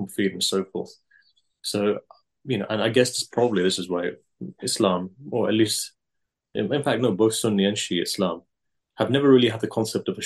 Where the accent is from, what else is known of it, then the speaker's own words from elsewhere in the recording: England, United Kingdom; where I was born and brought up in England, our community, they came over in the 60s or 70s mostly